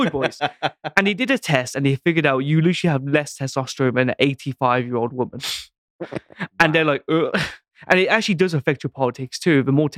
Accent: United Kingdom; I'm British.

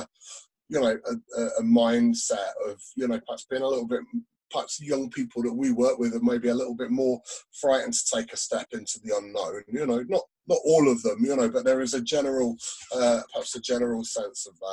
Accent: Peterborough, East of England, United Kingdom; also born or lived in Dublin; now in Scottish Borders, United Kingdom; I'm from the east of England. So I'm from Peterborough, down in Cambridgeshire.

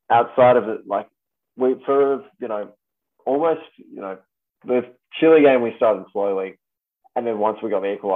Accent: Australia; I was born in Australia, I'm very proudly Australian.

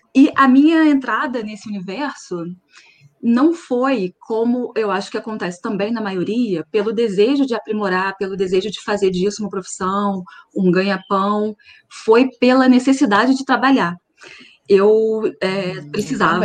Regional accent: Nova Friburgo, Rio de Janeiro, Brazil; Eu sou de Nova Friburgo

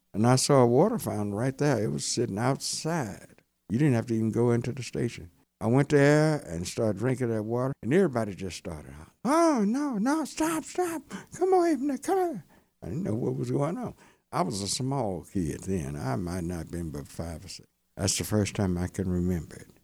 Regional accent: Hearne, Texas, United States; now in Dallas, United States; I grew up in Hearn, Texas. Been in Dallas about fifty-four years.

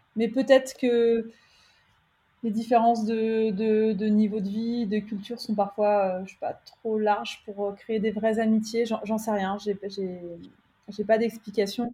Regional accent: France; moved away as an adult; now in Pune, India; en tant que Française

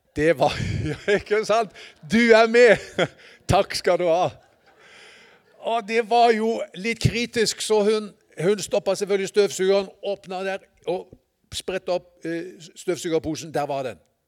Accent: Sørlandet, Southern Norway, Norway; jeg er fra Sørlandet

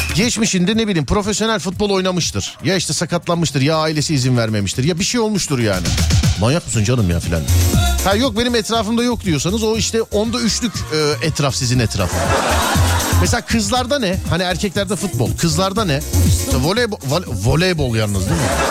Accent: Istanbul, Turkey; Ben Şişliliyim. Ben Şişliliyim.

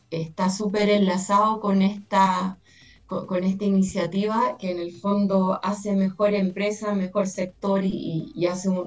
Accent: Chile; En Chile somos seis chilenos los que somos partes hombres y mujeres

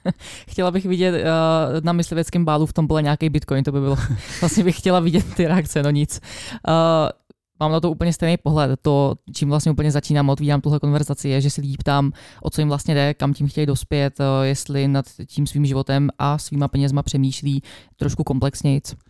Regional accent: Czechia; já jsem rozhodně úplně stoprocentně jenom Češka.

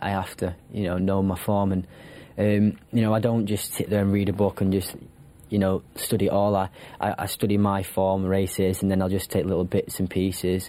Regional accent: Wigan, North West England, United Kingdom; now in Newmarket, United Kingdom; brought up in Wigan

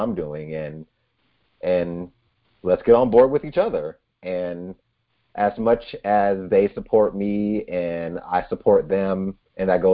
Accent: Georgia, United States; moved away as an adult; now in Twin Cities, Minnesota, United States; my hometown in Georgia wasn't the place for me

